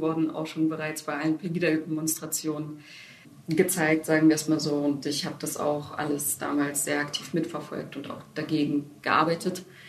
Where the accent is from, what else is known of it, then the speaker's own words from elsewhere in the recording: Dresden, Saxony, Germany; also born or lived in Ukraine; Ich bin selber auch in Dresden aufgewachsen